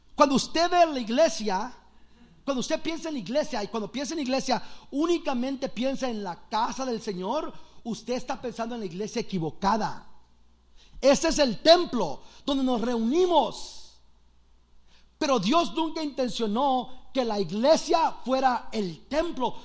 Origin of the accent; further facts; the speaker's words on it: Los Angeles, California, United States; also born or lived in El Salvador; Soy de Los Ángeles